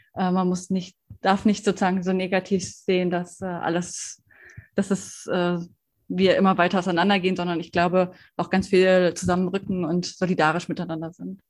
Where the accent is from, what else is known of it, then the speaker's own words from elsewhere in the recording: Bonn, North Rhine-Westphalia, Germany; in meiner Heimatstadt äh, in Bonn